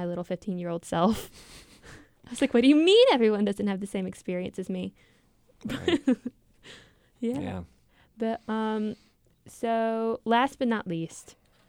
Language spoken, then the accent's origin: English; the South, United States; It's like we're from the South, but still.